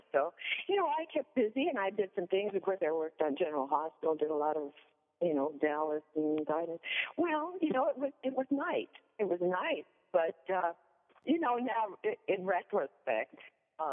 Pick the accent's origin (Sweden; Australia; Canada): Sweden; accent: Swedish; moved away as an adult; also born or lived in Hollywood; I go home to Sweden